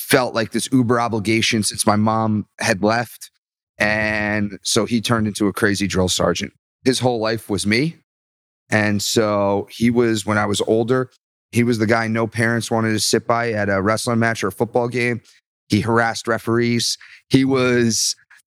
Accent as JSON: {"language": "English", "town": "Byram", "region": "New Jersey", "country": "United States", "tie": "born or raised there", "also_born_or_lived": "Bronx, New York", "said": "Town called Byram, New Jersey"}